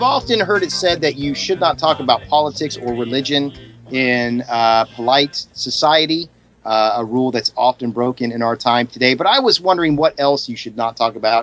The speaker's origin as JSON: {"language": "English", "town": "Columbus", "region": "Ohio", "country": "United States", "tie": "born or raised there", "said": "my hometown of Columbus, Ohio"}